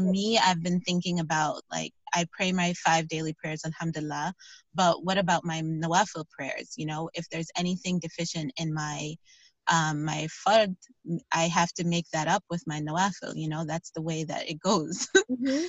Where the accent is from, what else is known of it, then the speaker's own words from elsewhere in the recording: Chicago, Illinois, United States; moved away as an adult; now in Virginia, United States; I am originally from Chicago, actually.